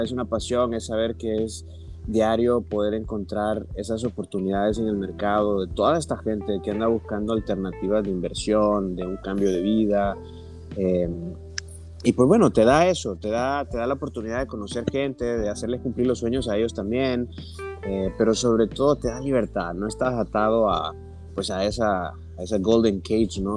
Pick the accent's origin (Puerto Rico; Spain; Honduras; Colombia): Honduras; moved away as an adult; now in Cozumel, Mexico; soy originario de Honduras